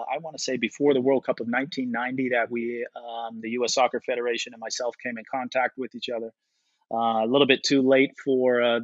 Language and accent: English; Netherlands; moved away; I grew up in Holland for most of my life